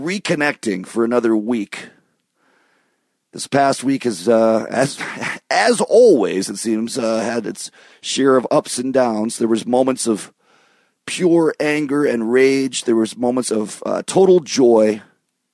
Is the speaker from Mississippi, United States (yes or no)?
no; southeast Michigan, United States; moved away; also born or lived in New York City; growing up in Michigan, in southeast Michigan, very close to Ontario, to Windsor